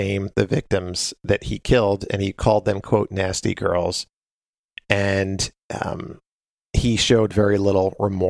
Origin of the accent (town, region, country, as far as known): Nassau County, Long Island, New York, United States; born or raised there